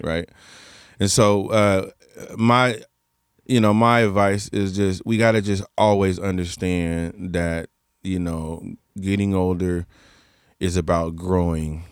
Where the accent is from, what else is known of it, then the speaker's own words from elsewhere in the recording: Portland, United States; I'm just from Portland